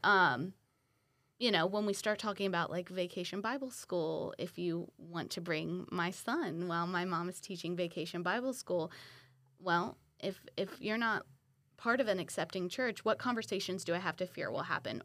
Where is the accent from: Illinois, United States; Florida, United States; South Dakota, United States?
Florida, United States; Milton; now in Pensacola, United States; born and raised in Milton, Florida, uh, now live in Pensacola